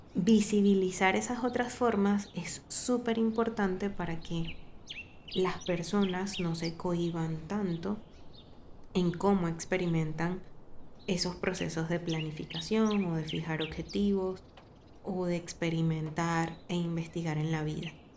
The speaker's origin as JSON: {"language": "Spanish", "country": "Venezuela", "moved": "yes", "lives_now": "Medellín, Colombia", "said": "si somos venezolanos"}